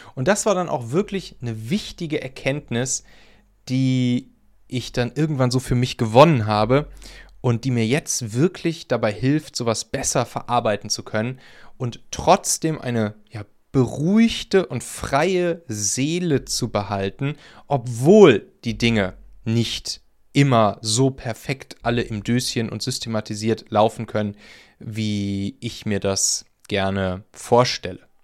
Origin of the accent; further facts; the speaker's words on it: Rhineland, Germany; moved away; bei mir aus dem Rheinland, aus meiner alten Heimat